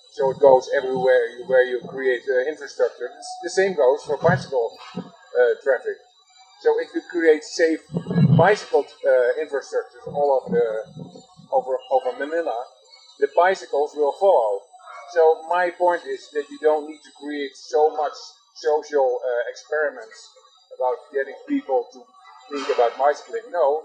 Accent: Netherlands; Yes, I'm from Holland.

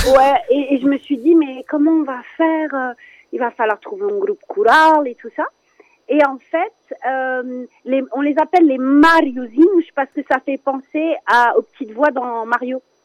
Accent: France; je suis née en France

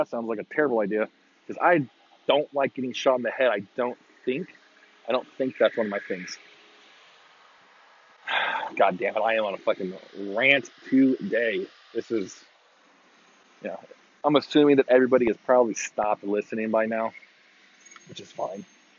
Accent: Texas, United States; I was born and raised in Texas, and I'll die in Texas.

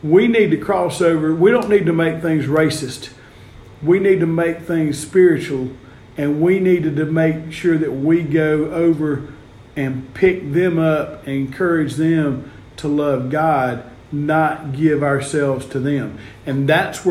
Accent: the South, United States; we're from the South

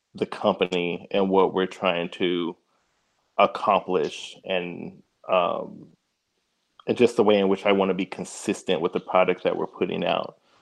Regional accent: Oak Ridge, Tennessee, United States; now in Nashville, United States; born and raised in East Tennessee, uh, little city of Oak Ridge

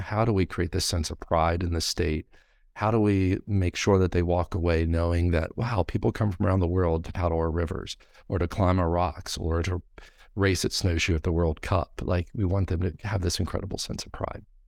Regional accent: Grafton, West Virginia, United States; I grew up in Grafton.

